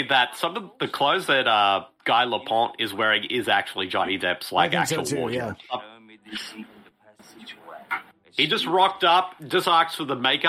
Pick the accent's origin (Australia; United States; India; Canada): Australia; as an Aussie